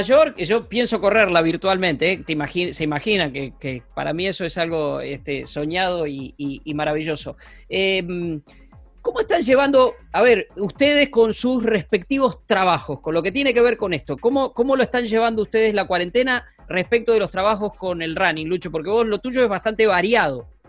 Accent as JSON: {"language": "Spanish", "region": "Buenos Aires Province", "country": "Argentina", "also_born_or_lived": "San Isidro", "said": "yo que soy bonaerense de pura cepa"}